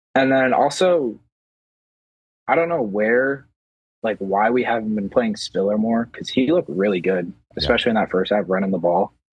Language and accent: English; Iowa, United States; I'm from Iowa